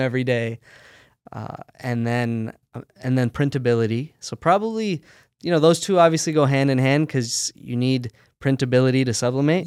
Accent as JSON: {"language": "English", "country": "United States", "tie": "born or raised there", "said": "I was born and raised here in the States"}